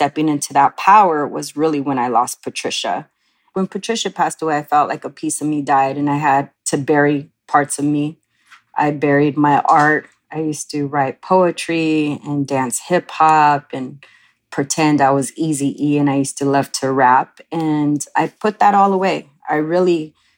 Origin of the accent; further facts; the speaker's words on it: Oxnard, California, United States; I grew up in a Chicano Mexican-American family, and I grew up in Oxnard, which was right outside of Los Angeles.